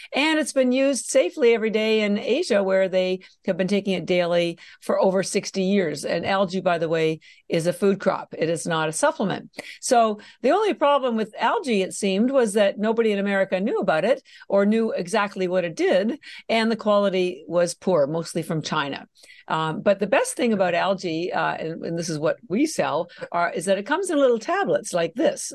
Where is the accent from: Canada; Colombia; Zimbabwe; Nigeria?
Canada; moved away as an adult; now in Boston, United States; I'm actually Canadian, and I mention that because my, um, my family's all still in Canada. I did all my education in Canada